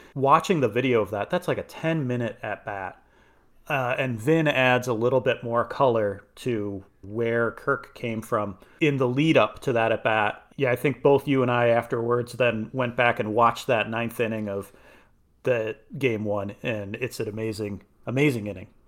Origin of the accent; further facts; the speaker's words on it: Chicago, Illinois, United States; growing up in Chicago